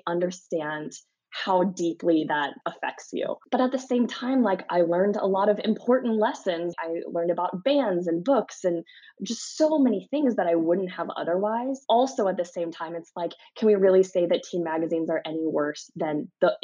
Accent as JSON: {"language": "English", "region": "Missouri", "country": "United States", "said": "I'm from Missouri"}